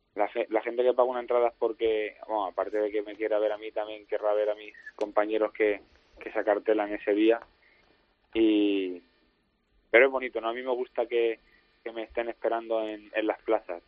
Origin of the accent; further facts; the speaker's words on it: Pepino, Castilla-La Mancha, Spain; also born or lived in Talavera de la Reina; nací en Talavera, aunque vivo en Pepino. Prácticamente al, al poco rato de nacer ya estaba aquí